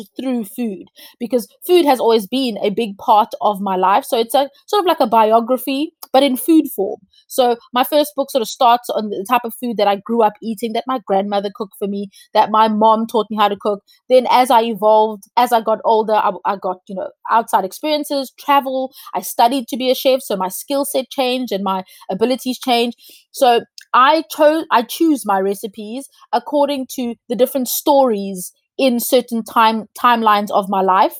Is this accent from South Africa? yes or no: yes; South Africa; I'm South African